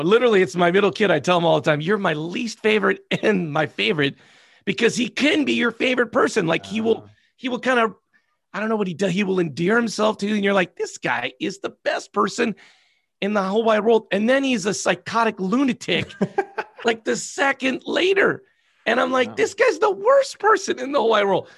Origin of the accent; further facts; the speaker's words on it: Southern California, United States; moved away; because I'm from Southern California